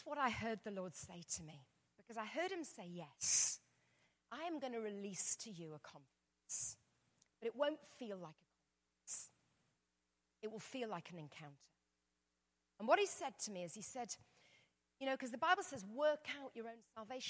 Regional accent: England, United Kingdom; I'm English.

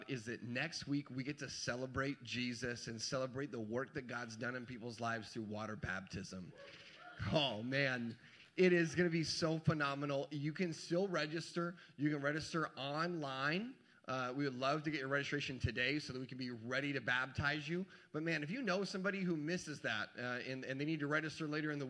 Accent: the South, United States; moved away; I'm from the South

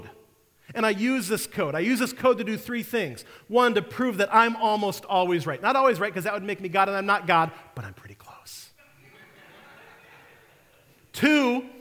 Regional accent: Detroit, Michigan, United States; now in St. Louis, United States; I'm from Detroit

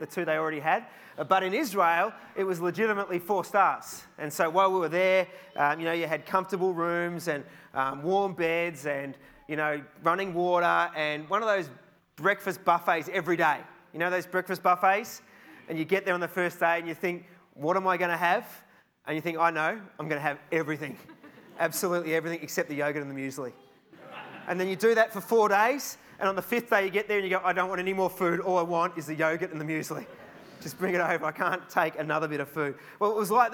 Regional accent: Australia; I'm from Australia

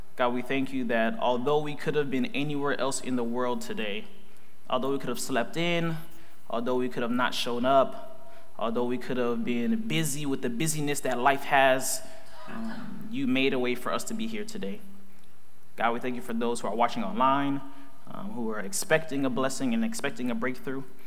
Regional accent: Fort Lauderdale, Florida, United States; I grew up in Fort Lauderdale, Florida. I'm a Floridian

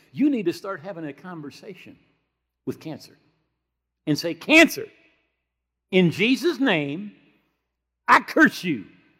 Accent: Grand Rapids, Michigan, United States; I was brought up here in Grand Rapids area. Right? We have 3 major denominations that all had their headquarters there.

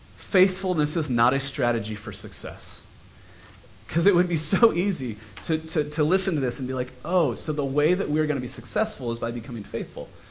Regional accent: United States; we as American Christians

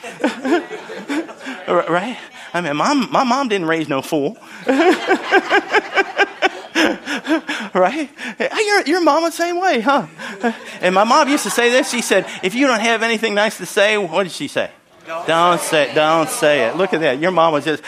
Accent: Philadelphia, Pennsylvania, United States; moved away; also born or lived in Syracuse, New York / Pittsburgh, Pennsylvania; Because I was born in Syracuse, lived in Philadelphia, grew up in Philadelphia, and I'm more of a Pittsburgher now.

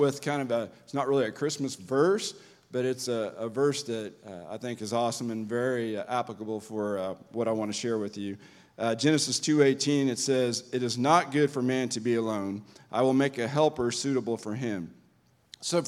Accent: Kansas, United States; I grew up in Kansas

